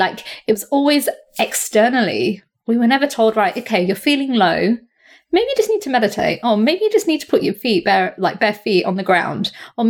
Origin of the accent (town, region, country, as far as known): India